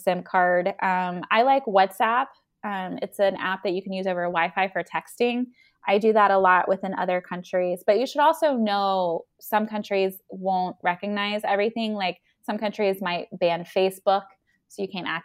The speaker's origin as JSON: {"language": "English", "region": "the South", "country": "United States", "said": "I'm from the South as well."}